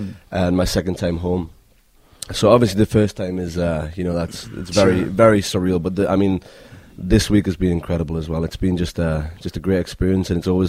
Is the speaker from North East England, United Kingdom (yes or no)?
yes; Newcastle upon Tyne, North East England, United Kingdom; accent: Geordie; moved away as an adult; now in United States; I'm from Newcastle, so I'm a Geordie.